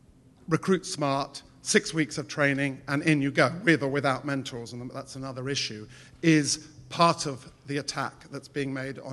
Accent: England, United Kingdom; because I'm from England, and our schools of education are suffering exactly the same attack.

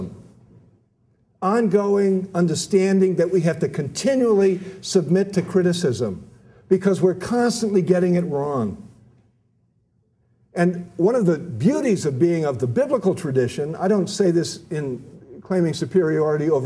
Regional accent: United States; I'm an American, I'm a Catholic

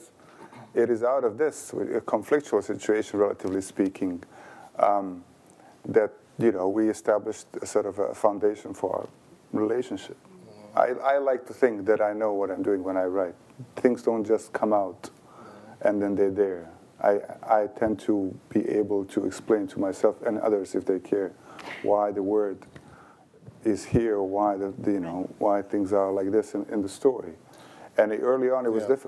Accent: Sarajevo, Federation of Bosnia and Herzegovina, Bosnia & Herzegovina; first language Bosnian; English is a second language; moved away as an adult; also born or lived in Chicago, United States; now in United States; I was born in Sarajevo in 64

